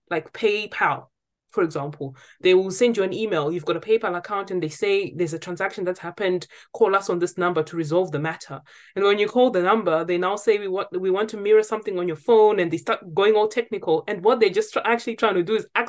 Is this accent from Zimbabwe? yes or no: yes; Zimbabwe; now in United Kingdom; I'm from Zimbabwe.